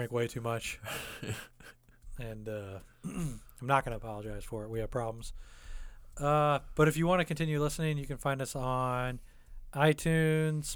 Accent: United States; we're American

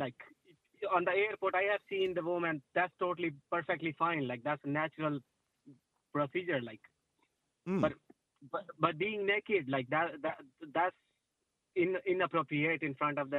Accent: Pakistan; now in Ireland; I'm from Pakistan.

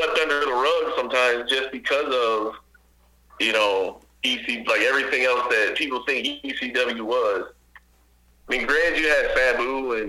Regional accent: Ohio, United States; moved away; my hometown growing up, Saturday morning, 2 a.m., Channel 50, Sports Channel Ohio

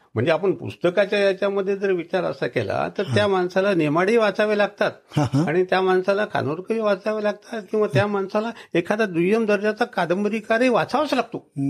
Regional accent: Kandhar, Maharashtra, India; माझी कंदारची आठवण

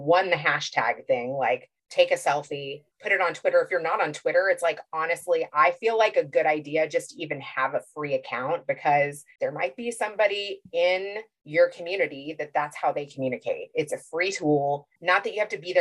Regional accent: Kentucky, United States; I grew up Jewish in Kentucky

